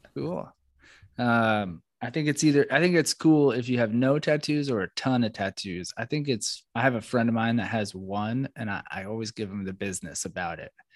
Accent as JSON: {"language": "English", "region": "East Coast", "country": "United States", "also_born_or_lived": "New York City / Florida", "said": "I come from the East Coast, flat, or, or New York City, Florida or New York"}